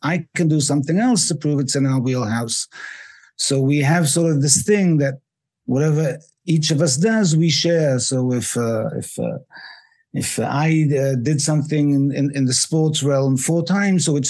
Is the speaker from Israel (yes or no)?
yes; Israel; also born or lived in England; I was born in England, but I live in Israel. I've lived in Israel for most of my life